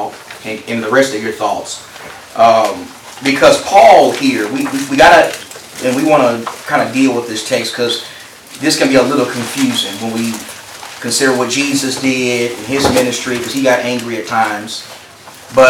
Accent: Texas, United States; I come from Texas where that's death row capital right there

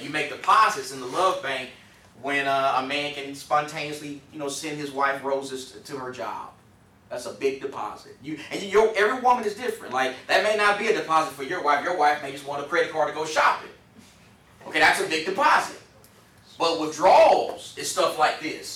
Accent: Texas, United States; I'm from Texas

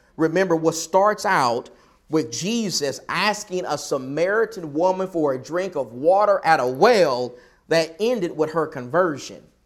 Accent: the South, United States; accent: Southern; I'm someone who was born and raised in the South

